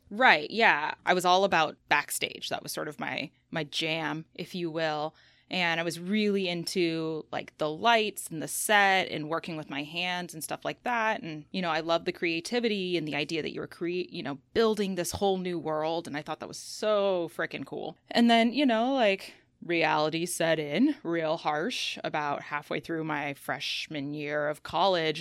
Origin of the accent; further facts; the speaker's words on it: Seattle, Washington, United States; I'm from Seattle, and I went from a school here, high school here, to the University of Washington in Seattle